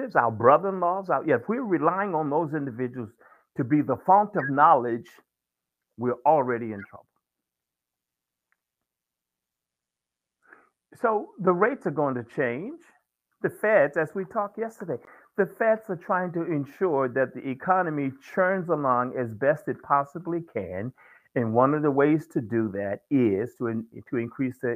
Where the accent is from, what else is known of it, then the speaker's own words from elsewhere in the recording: Virginia, United States; growing up in the South in Virginia